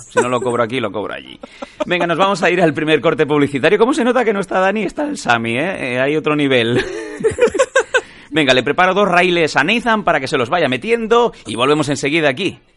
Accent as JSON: {"language": "Spanish", "town": "Esparreguera", "region": "Catalonia", "country": "Spain", "said": "mi pueblo, por Esparraguera"}